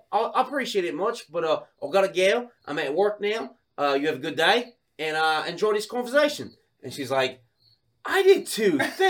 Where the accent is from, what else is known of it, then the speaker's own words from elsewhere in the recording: Sydney, New South Wales, Australia; I'm like, that's right. I'm from Sydney.